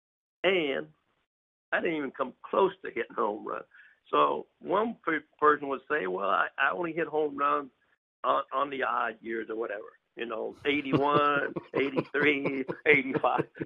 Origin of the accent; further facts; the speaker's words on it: Missouri, United States; I literally lived in New York all winter, and I was really from Missouri